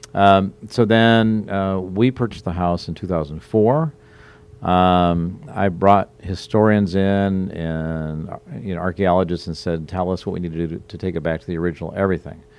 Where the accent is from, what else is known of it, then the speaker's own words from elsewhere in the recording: Omaha, Nebraska, United States; moved away as an adult; also born or lived in Sioux City, Iowa / Portland, Oregon; now in Charleston, United States; I grew up in the Midwest, born in Sioux City, Iowa. Grew up in kind of the Omaha, Nebraska area